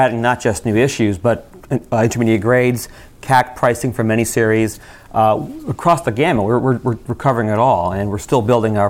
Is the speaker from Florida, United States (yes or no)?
yes; Florida, United States; I'm from Florida